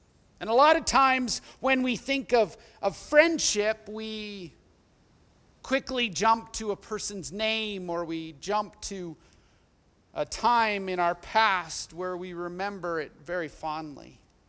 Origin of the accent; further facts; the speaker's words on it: Edmonton, Alberta, Canada; We did everything together as we grew up in Millwoods and Edmonton.